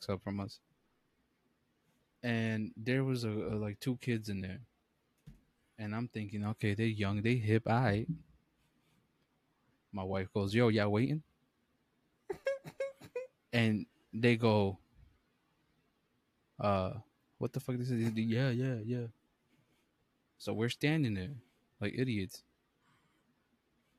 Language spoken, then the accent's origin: English; New York City, New York, United States; We're from the Bronx, and obviously, I didn't go nowhere far and shit. I'm still literally in New York City